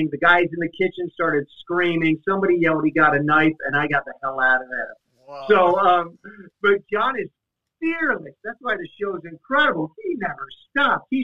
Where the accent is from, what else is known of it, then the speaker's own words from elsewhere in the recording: Los Angeles, California, United States; I'm like, yes, I'm the one from LA at this point.